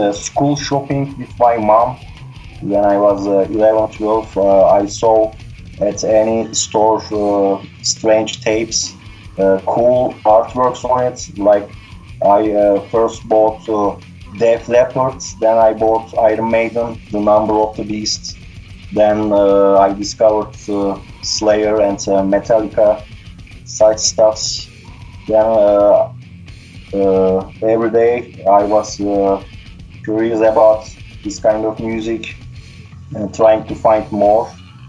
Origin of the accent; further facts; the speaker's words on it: Turkey; English is a second language; In the 80s, it was, of course, difficult to find this kind of stuff. So I started to listen this kind of music when I was 12 years old first. We had a national TV channel in Turkey